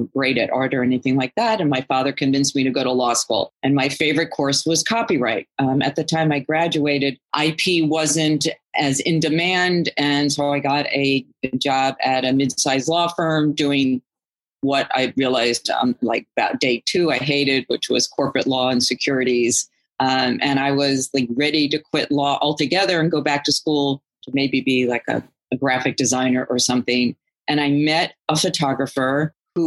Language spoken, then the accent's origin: English; United States; I'm also American nationality